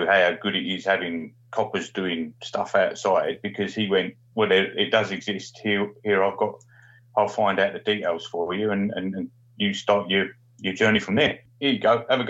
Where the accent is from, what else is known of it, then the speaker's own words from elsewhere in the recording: Stanford-le-Hope, East of England, United Kingdom; moved away; also born or lived in Australia; I was born in Stanfield Albion Grays